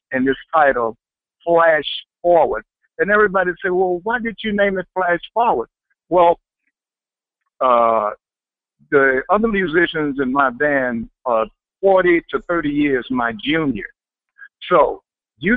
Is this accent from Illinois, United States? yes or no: no; Houston, Texas, United States; moved away as an adult; also born or lived in Los Angeles / New York City; was born and raised in Houston, Texas, and I moved to Los Angeles when I was 18